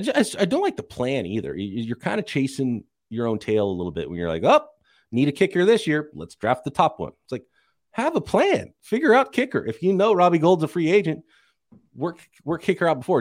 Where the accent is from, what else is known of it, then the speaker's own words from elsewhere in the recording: San Francisco, California, United States; my hometown, San Francisco